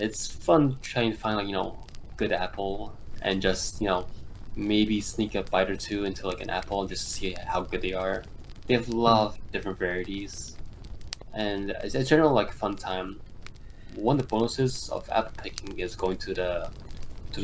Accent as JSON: {"language": "English", "region": "East Coast", "country": "United States", "said": "I'm from the East Coast"}